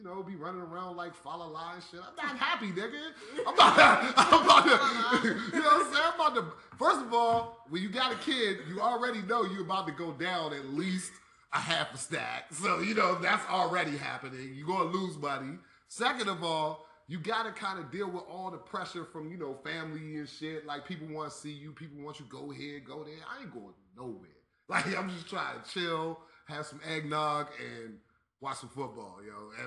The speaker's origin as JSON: {"language": "English", "region": "East Coast", "country": "United States", "said": "I'm from the East Coast"}